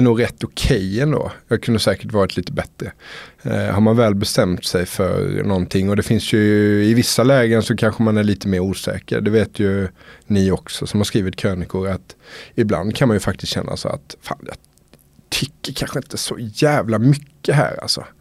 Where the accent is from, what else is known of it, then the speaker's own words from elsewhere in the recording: Älmhult, Småland, Sweden; now in Stockholm, Sweden; Jag är ju smålänning från början så att, eh, jag har mycket familj och vänner kvar nere i Småland